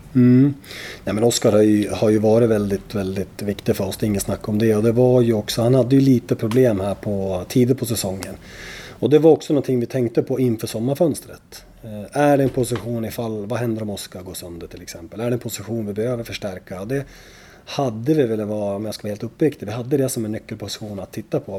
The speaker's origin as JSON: {"language": "Swedish", "town": "Gävle", "region": "Gävleborg County", "country": "Sweden", "said": "som Gävlebo"}